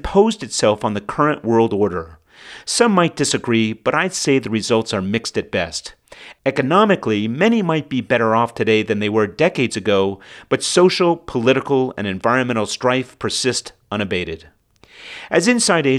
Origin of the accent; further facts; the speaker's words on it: United States; moved away; my fellow American expats